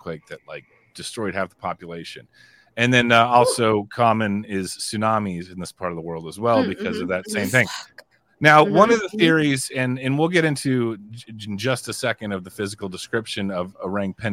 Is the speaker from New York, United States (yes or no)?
no; Houston, Texas, United States; I grew up in Houston, where it's like, okay, this is humid and disgusting aesthetically